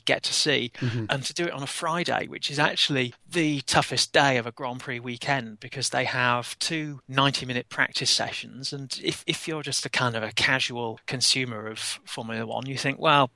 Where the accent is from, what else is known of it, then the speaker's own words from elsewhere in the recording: England, United Kingdom; being English